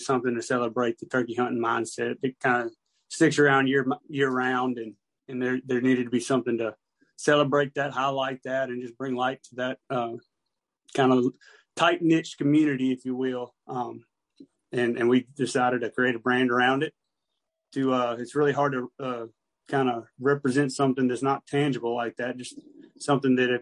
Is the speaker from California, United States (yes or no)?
no; Raymond, Mississippi, United States; moved away as an adult; now in North Georgia, United States; I'm from originally from Raymond, Mississippi, just moved to North Georgia